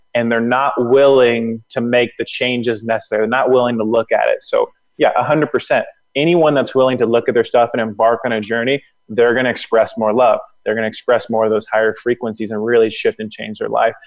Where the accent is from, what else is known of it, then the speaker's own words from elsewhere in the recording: Florida, United States; moved away; also born or lived in Atlanta; I'm from Florida.